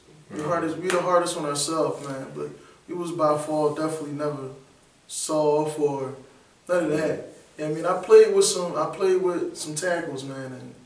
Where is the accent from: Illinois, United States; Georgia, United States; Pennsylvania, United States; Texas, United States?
Pennsylvania, United States; Philadelphia; Alright, I'm from Philly, born and raised uptown.